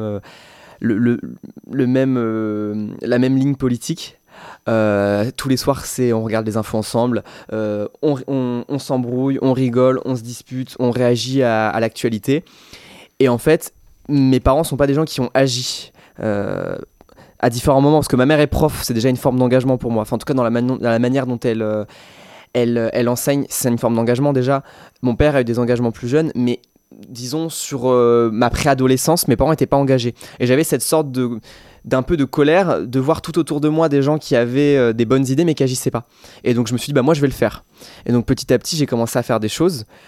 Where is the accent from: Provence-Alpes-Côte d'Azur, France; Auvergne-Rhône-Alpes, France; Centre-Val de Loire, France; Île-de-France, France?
Centre-Val de Loire, France; Loir-et-Cher; also born or lived in Tours; je suis du Loir-et-Cher